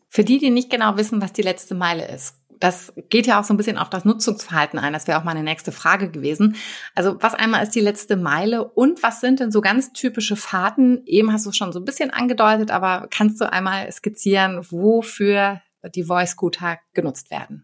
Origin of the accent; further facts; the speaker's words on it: Hamburg, Germany; hier in meiner Heimatstadt Hamburg